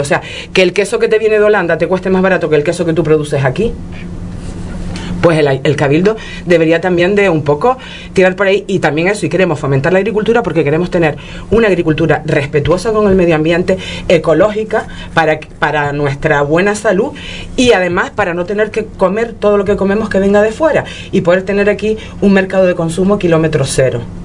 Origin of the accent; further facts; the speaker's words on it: Pájara, Canary Islands, Spain; yo soy de Pájara